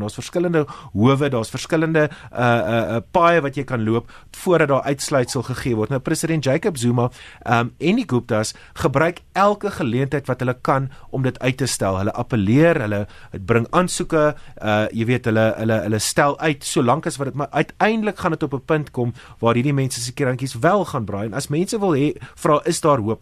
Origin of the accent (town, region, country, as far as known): South Africa